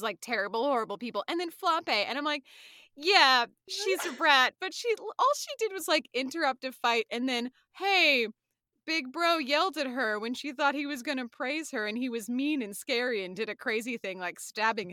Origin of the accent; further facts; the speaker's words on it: Austin, Texas, United States; I grew up in Austin